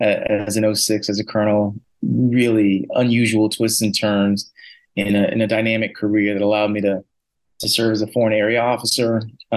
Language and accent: English; Hartford, Connecticut, United States; moved away as an adult; also born or lived in West Point, New York; now in Glenview, United States; I was from Hartford, Connecticut. Oldest of three boys, grew up, you know, with sports